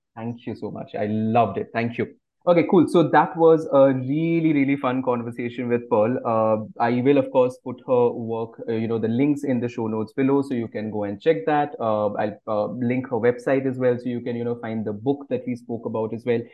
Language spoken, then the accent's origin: English; India; I grew up eating mangoes in India.